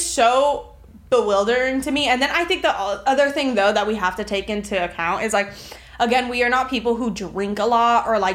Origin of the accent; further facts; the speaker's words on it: Miami, Florida, United States; growing up in Miami